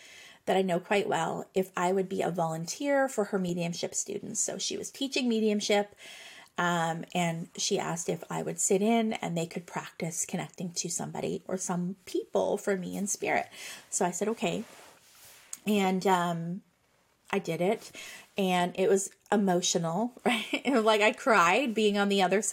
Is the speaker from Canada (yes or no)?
yes; Nova Scotia, Canada; I am from Nova Scotia, Canada